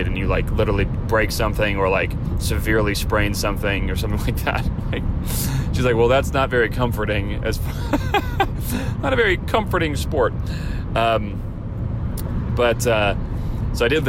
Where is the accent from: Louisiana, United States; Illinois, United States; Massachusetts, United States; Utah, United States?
Illinois, United States; Chicago; now in California, United States; growing up in Chicago